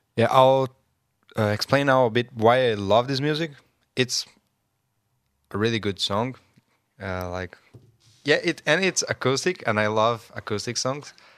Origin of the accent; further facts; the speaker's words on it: Brazil; English is a second language; moved away; I'm from Brazil